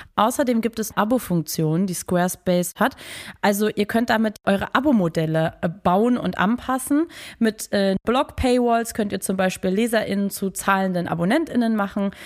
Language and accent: German; Berlin, Germany; mich als Berlinerin